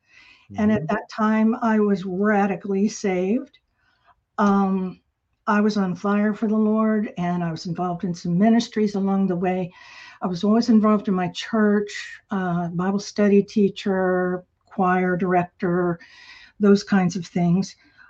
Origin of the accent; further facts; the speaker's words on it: Turkey; moved away; also born or lived in Tampa, Florida, United States; Well, I was born in Tampa, Florida. My dad was in the Air Force, and so we moved around a lot, and I spent my formative years in Turkey